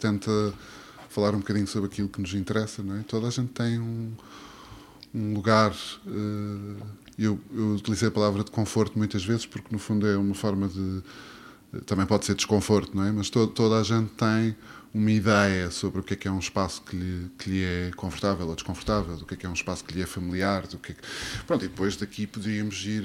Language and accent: Portuguese; Azores, Portugal; moved away; also born or lived in Berlin, Germany; Eu cresci nos Açores, num meio, digamos, rural, no meio da natureza